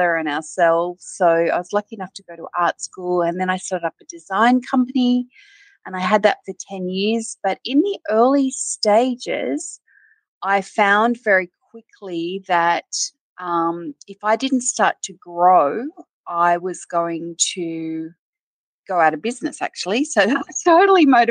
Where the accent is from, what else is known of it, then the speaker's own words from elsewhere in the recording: Wagga Wagga, New South Wales, Australia; also born or lived in Griffith, New South Wales; I spent my sort of school years in Wagga, which was a big regional country town in Australia